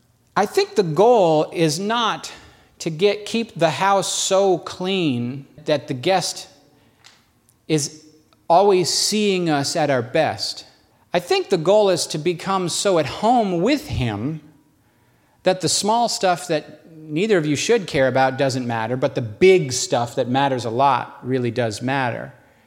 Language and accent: English; New York, United States; We're from New York, baby. We're survivors.